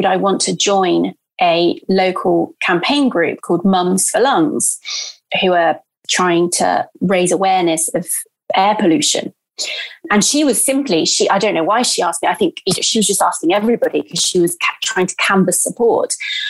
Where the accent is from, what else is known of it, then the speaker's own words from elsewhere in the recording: Brazil; And I'm Brazilian. I grew up in Brazil.